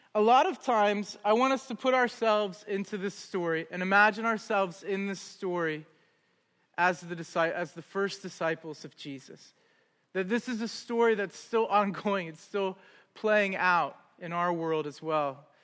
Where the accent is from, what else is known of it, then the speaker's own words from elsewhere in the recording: Columbus, Ohio, United States; moved away as an adult; also born or lived in Augusta, Georgia; now in Cleveland, United States; We're from Columbus. Originally